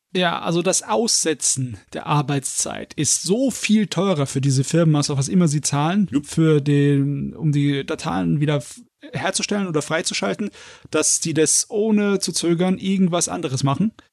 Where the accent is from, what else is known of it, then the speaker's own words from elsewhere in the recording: Germany; bei uns in Deutschland